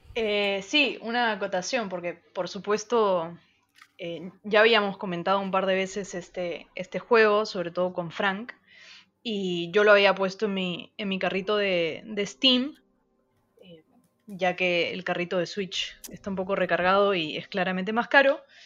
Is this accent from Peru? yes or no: yes; Peru; moved away; yo que soy de, de Perú, donde hay una sociedad un poco muy conservadora